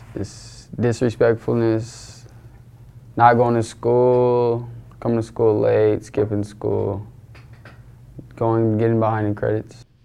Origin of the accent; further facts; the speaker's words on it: Renton, Washington, United States; I'm from Renton, Washington